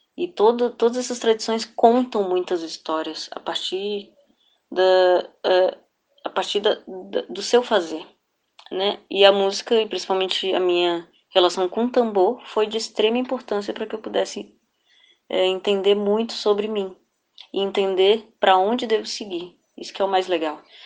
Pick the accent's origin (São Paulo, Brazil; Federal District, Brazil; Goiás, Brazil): Federal District, Brazil; Eu sou filha de piauienses, nasci e cresci no Distrito Federal